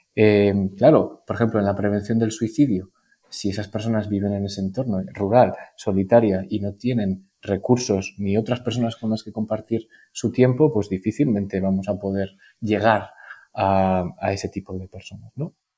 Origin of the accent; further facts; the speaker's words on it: La Rioja, Spain; moved away as an adult; also born or lived in Navarre; me pude venir a mi tierra, a La Rioja que es donde estoy ahora trabajando